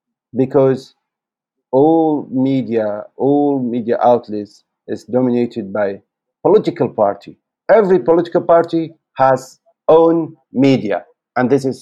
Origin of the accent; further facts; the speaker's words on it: Canada; English is a second language; So maybe I can say I am lucky because I am Canadian.